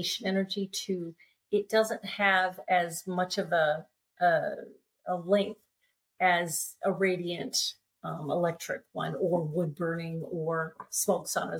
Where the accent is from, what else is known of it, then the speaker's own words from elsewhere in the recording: California, United States; moved away as an adult; also born or lived in Alaska; I grew up in California, sunny California